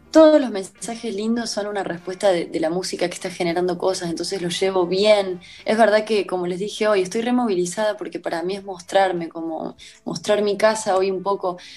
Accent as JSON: {"language": "Spanish", "region": "Córdoba", "country": "Argentina", "moved": "yes", "said": "yo soy de Córdoba"}